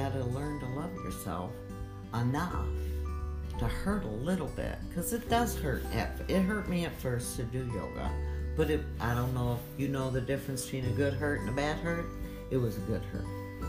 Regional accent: Michigan, United States; I'm from Michigan

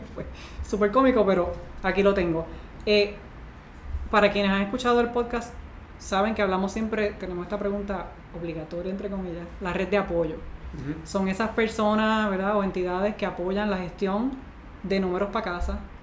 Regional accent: Puerto Rico; nos identificamos con él como boricua

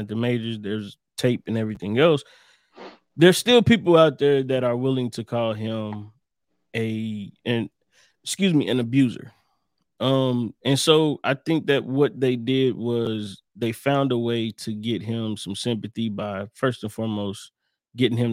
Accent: Ohio, United States; I'm from Ohio.

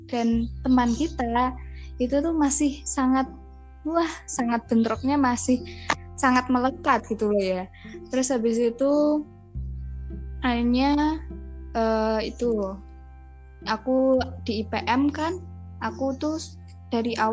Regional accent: Boyolali, Central Java, Indonesia; Terus habis itu Aku asli Boyolali.

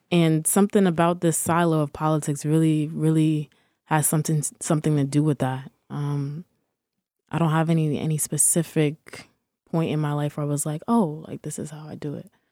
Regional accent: Peekskill, New York, United States; also born or lived in Harlem, New York; I'm from Peekskill, New York, but also I, I, I do claim Harlem. Um, I've, I've been between the two, like, my entire life

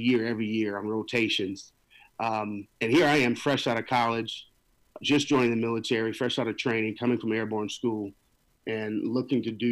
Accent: East Lansing, Michigan, United States; moved away as an adult; now in Baltimore, United States; Lansing, Michigan, my hometown in East Lansing. So I graduated from East Lansing High School in 1997

